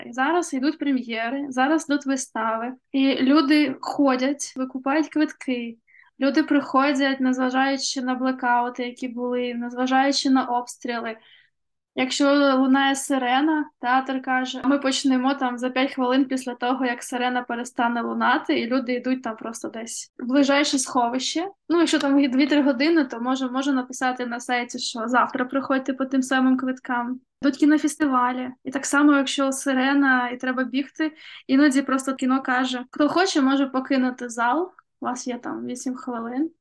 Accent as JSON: {"language": "Ukrainian", "town": "Kherson", "region": "Kherson Oblast", "country": "Ukraine", "tie": "born or raised there", "said": "Мій рідний Херсон е, теж потрапив в окупацію."}